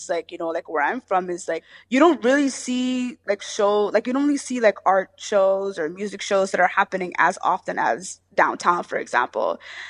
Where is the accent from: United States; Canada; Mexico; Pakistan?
Canada; Toronto, Ontario; I was born and raised in Jenner Finch. I mean, I'm still there.